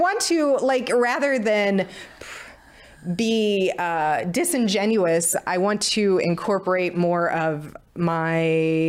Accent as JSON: {"language": "English", "town": "St. Louis", "region": "Missouri", "country": "United States", "tie": "born or raised there", "said": "in just by being out of this, out of St. Louis, kind of out of my"}